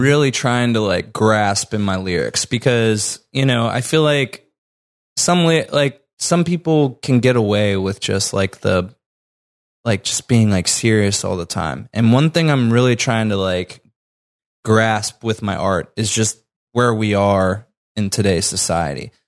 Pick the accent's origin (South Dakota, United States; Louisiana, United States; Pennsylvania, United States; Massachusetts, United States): Pennsylvania, United States; Butler; moved away as an adult; also born or lived in North Side, Pittsburgh; now in Pittsburgh, United States; we're originally from Butler, and we recently just moved to, like, north, like, actually just m, last month